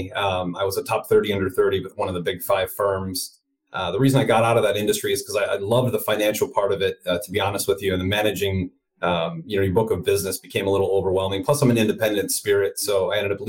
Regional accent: Northwest Indiana, United States; moved away; also born or lived in Chicago, Illinois / California; I'm from Chicago originally, grew up in Northwest Indiana, right outside the city.

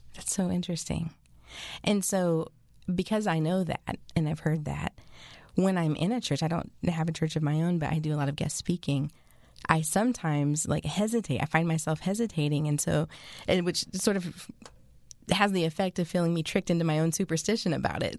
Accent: West Coast, United States; I'm from the West Coast

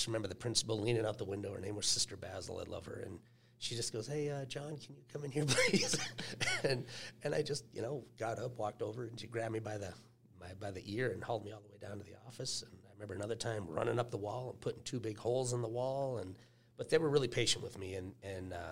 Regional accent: East Grand Forks, Minnesota, United States; moved away; I was a farm boy up in a little town up in East Grand Forks, Minnesota. Literally just growing up with older brothers and sisters

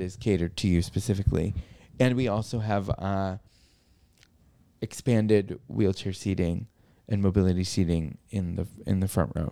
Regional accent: New York, United States; my life as a New Yorker with cerebral palsy

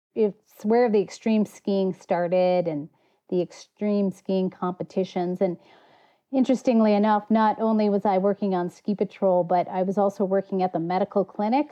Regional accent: United States; moved away; also born or lived in Colorado / Montana; my wilderness was on the southern shore of Lake Superior. My dad was a fisheries biologist

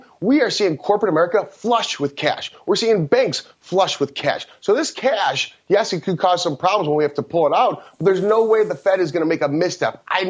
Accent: Midwest, United States; I'm from the Midwest

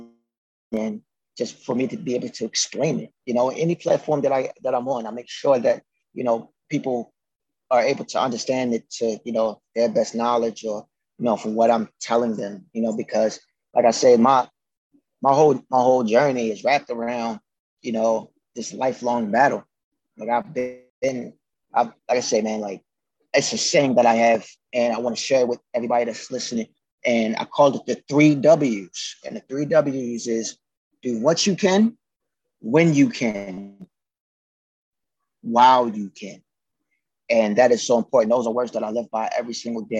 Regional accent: Baltimore, Maryland, United States; growing up in the city, you know, like my parents and everything, like, We're survivors

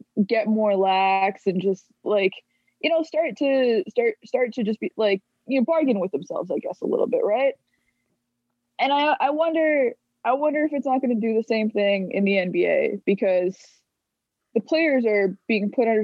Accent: Alberta, Canada; I'm from Alberta

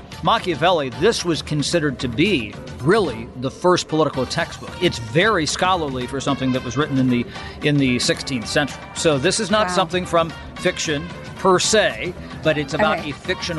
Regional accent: Midwest, United States; I'm a Midwesterner like you

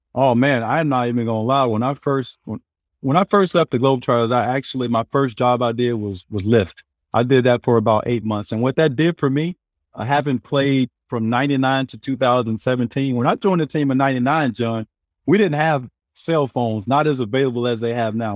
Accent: hometown about an hour from Little Rock, Arkansas, United States; also born or lived in California; now in Florida, United States; from my hometown who played at Centenary. He was two years older than me. He actually left our town to go play in Little Rock about an hour away

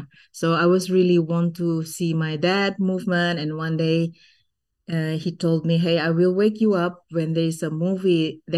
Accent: Bandung, West Java, Indonesia; first language Sundanese; English is a second language; I was born and raised in Bandung, West Java

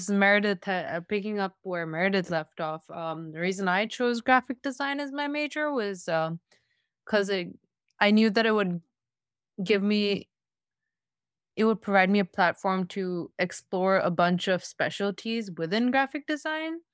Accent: New Delhi, Delhi, India; now in California, United States; I come from New Delhi, India.

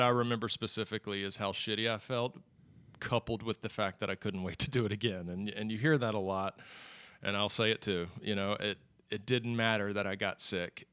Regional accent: Charlotte, North Carolina, United States; Born and raised in Charlotte.

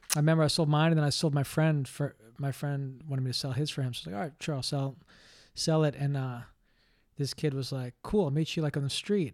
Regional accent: New York City, New York, United States; moved away; I grew up in Greenwich Village

